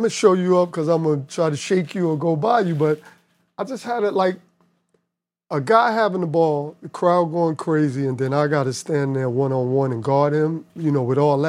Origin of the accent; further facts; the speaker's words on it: New York, United States; I'm from New York.